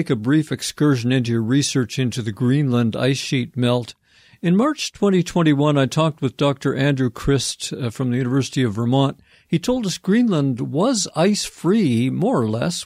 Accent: Vancouver, British Columbia, Canada; my hometown of Vancouver is a wet coastal city

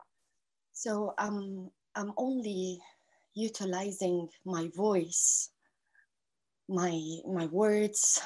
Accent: Gaza, Gaza Strip, Palestine; I grew up in Gaza

